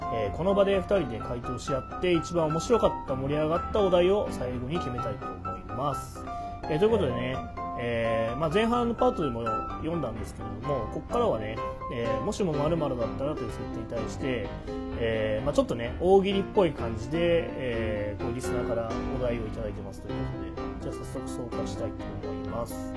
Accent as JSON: {"language": "Japanese", "town": "Matsudo", "region": "Chiba", "country": "Japan", "tie": "born or raised there", "said": "僕この生まれも育ちも千葉の松戸なんですけど"}